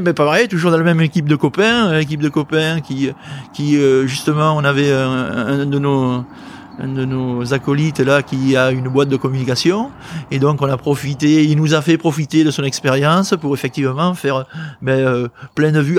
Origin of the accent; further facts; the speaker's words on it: Bordeaux, Nouvelle-Aquitaine, France; je suis de Bordeaux.